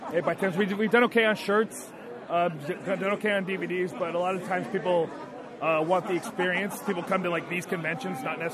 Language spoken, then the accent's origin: English; Los Angeles, California, United States; I'm from